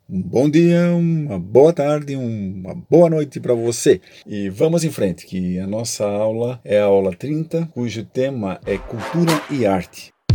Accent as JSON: {"language": "Portuguese", "country": "Brazil", "said": "somos brasileiros"}